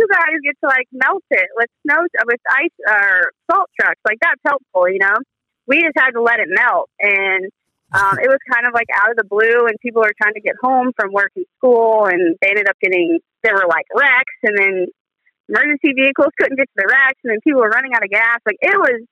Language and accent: English; North Alabama, United States; moved away as an adult; now in Ohio, United States; I grew up in North Alabama